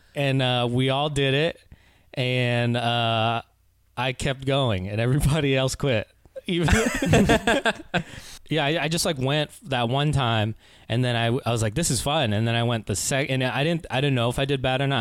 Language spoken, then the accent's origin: English; Oakland, California, United States; also born or lived in Concord, California; I was born and raised in the Bay Area, uh, born in Oakland, and I spent a lot of time in, like, Concord, California.